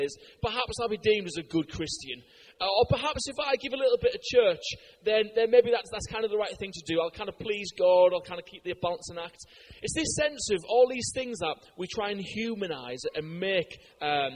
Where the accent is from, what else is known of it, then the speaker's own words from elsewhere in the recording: United Kingdom; I'm a Brit